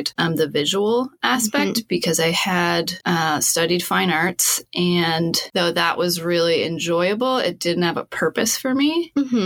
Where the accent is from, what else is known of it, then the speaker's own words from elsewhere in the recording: Sydney, Nova Scotia, Canada; also born or lived in Christchurch, New Zealand; I grew up in Sydney, in Cape Breton, in Nova Scotia.